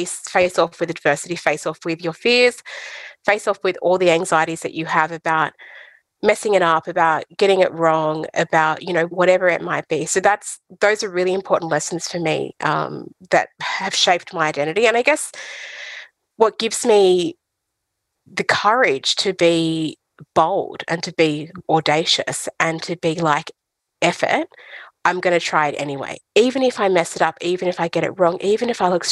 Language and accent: English; Brewarrina, New South Wales, Australia; moved away as an adult; also born or lived in Broken Hill, New South Wales / Dubbo, New South Wales; I was born in Broken Hill, then I grew up on country also in Brewarrina, which is another really tiny town